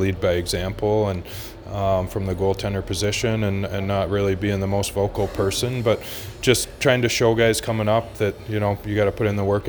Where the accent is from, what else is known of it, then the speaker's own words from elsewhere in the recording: Canada; also born or lived in Fort Worth, Texas, United States; I moved from Texas to Canada. So as a baby, I was adopted by Canadian parents, and we moved up to Canada